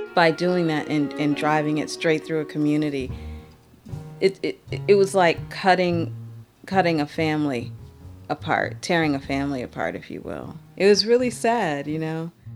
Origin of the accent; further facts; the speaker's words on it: Detroit, Michigan, United States; Growing up in Detroit